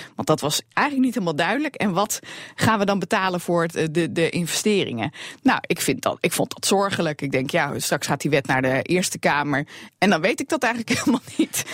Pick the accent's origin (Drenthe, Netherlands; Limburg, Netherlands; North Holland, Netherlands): Drenthe, Netherlands; bij ons in Drenthe